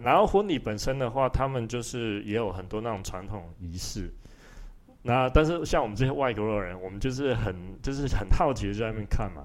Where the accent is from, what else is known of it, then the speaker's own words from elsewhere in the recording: Tainan, Taiwan; now in Switzerland; 吃那个菜我都觉得没有我们台南的好吃